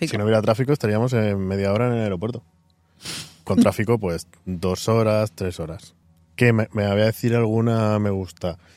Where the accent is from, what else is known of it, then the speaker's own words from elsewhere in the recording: Spain; now in New York, United States; al decirle mm, de dónde soy, de España, y dónde vivís, bueno, le he dicho, llevamos tres años viviendo aquí en Nueva York.